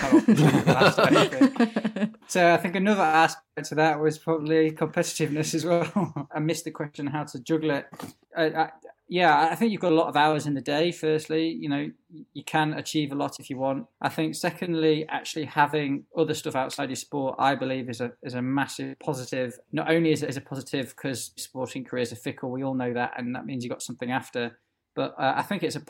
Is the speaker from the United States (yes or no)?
no; Yorkshire and the Humber, United Kingdom; being a Yorkshireman